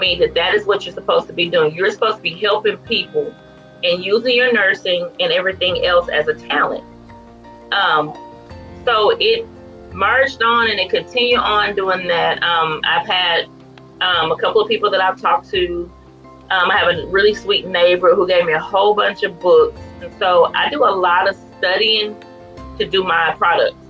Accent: Farmersville, Texas, United States; also born or lived in McKinney, Texas; am from Northeast Texas, um, in a town called Farmersville, and it's very little

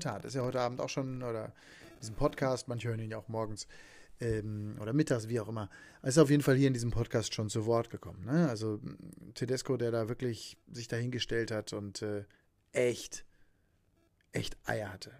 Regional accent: Hagen, North Rhine-Westphalia, Germany; aus meiner Heimatstadt, aus Hagen

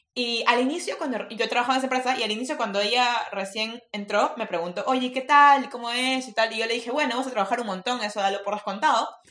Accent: Peru; soy peruana

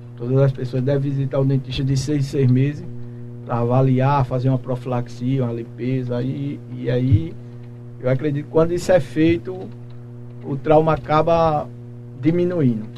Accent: Macaparana, Pernambuco, Brazil; moved away as an adult; now in Pedras de Fogo, Brazil; sou natural de Macaparana, mas já estou aqui em Pedras de Fogo

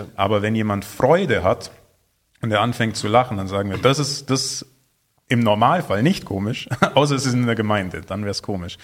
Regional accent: Germany; wir als, als Deutsche

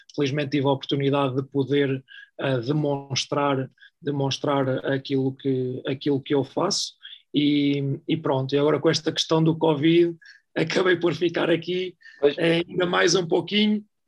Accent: Oliveira do Hospital, Centro, Portugal; moved away; also born or lived in Sweden; minha cidade natal, que é a Oliveira do Hospital

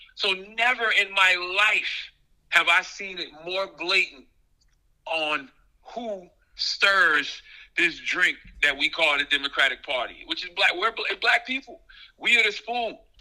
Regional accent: Moncks Corner, South Carolina, United States; moved away as an adult; also born or lived in New York; growing up in South Carolina

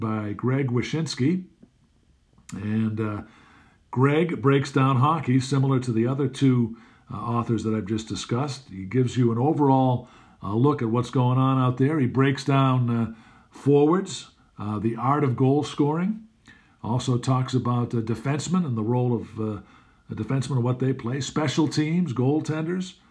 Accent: Boston, Massachusetts, United States; I grew up with here in Boston

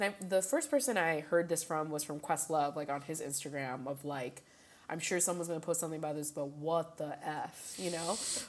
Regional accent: India

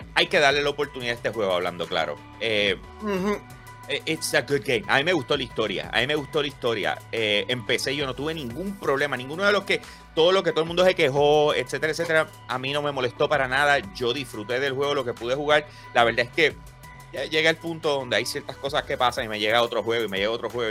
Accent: Puerto Rico; yo soy de Puerto Rico

